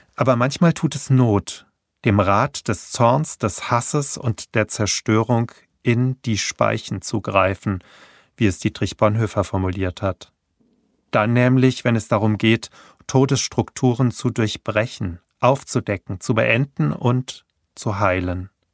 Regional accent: Hanau, Hesse, Germany; in meiner Geburtsstadt Hanau

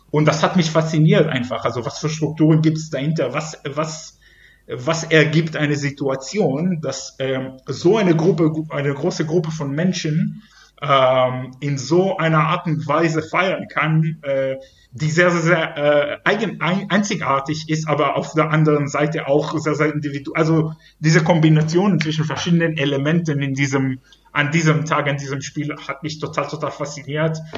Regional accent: Ashdod, Southern District, Israel; German is a second language; now in Germany; dank verschiedenen Entwicklungen im Fußball in Israel und spezifisch in meiner Heimatstadt Ashdod.

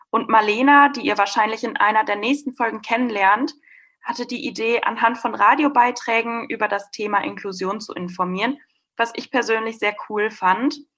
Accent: Westkirchen, North Rhine-Westphalia, Germany; now in Münster, Germany; Ich komme gebürtig auch nicht aus Münster, ich komme aus Westkirchen, was ein sehr kleines Dorf ist

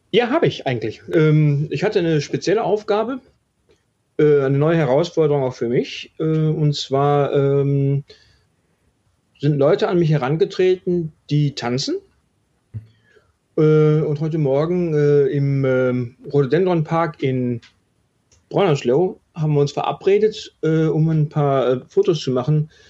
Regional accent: Wetter, North Rhine-Westphalia, Germany; also born or lived in Herdecke; Ja, gebürtig bin ich äh, Deutscher. Ah, okay. Bin in äh, Herdecke an der Ruhr geboren, habe die ersten äh, paar Jahre meines Lebens in Wetter an der Ruhr gelebt, bin dann weiter mit meinen Eltern nach Herden, auch in, im Ruhrgebiet.

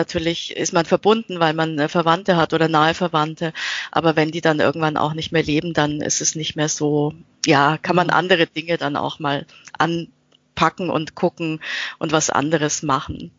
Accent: Austria; now in Nuremberg, Germany; ich bin äh, in Österreich äh, aufgewachsen als äh, Kind eines ähm, österreichischen Vaters und einer deutschen Mutter

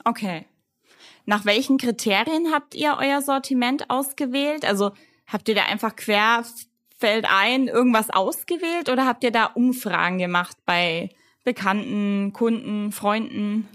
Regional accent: Fürth, Bavaria, Germany; ich bin ja Fürtherin

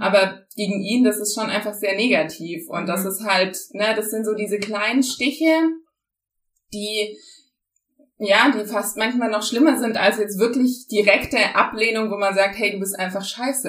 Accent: Germany; first language German; ich bin Deutsche auf jeden Fall, aber meine Eltern zum Beispiel, die kommen, äh, also die haben einen Migrationshintergrund ähm, und trotzdem bin ich sehr deutsch aufgewachsen

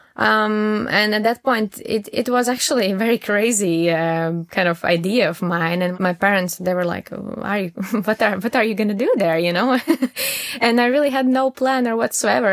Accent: Latvia; moved away as an adult; also born or lived in Riga, Latvia; now in Düsseldorf, Germany; I'm originally from Latvia and I moved to Dusseldorf uh, around three, four years ago

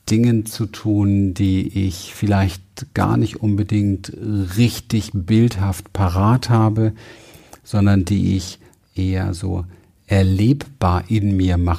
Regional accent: Berlin, Germany; Ich bin in Berlin aufgewachsen. Berlin Wedding im ähm, Hinterhof.

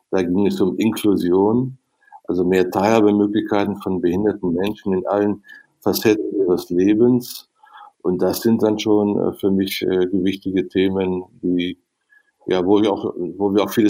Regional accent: North Rhine-Westphalia, Germany; Und dann kam die Chance in meiner Heimat am Niederrhein im Kreis Viersen, jetzt kannst du selber Politik machen.

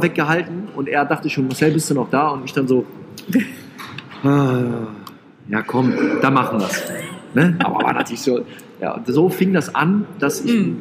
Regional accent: Rhineland, Germany; ich bin ja Rheinländer

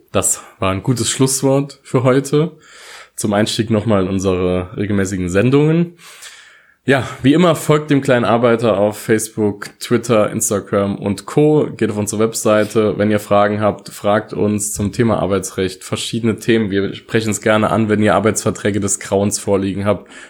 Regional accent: Saarland, Germany; wir kommen ja aus dem Saarland hier, ich habe auch viele Saarländer gesehen, die dorthin gefahren sind

